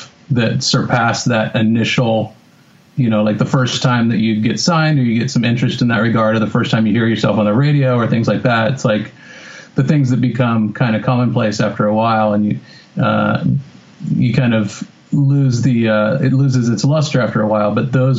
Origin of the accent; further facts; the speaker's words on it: Bend, Oregon, United States; also born or lived in Whittier; I was born in Whittier. And then for the first, pretty much moved out of Whittier like the first year I was alive. And then the first 10 years of my life were in Bend, Oregon